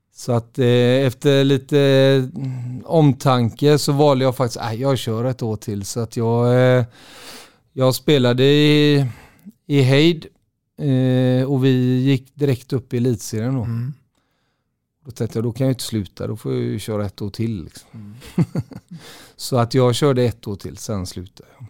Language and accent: Swedish; Gothenburg, Västra Götaland, Sweden; also born or lived in Partille; jag är uppväxt i Göteborg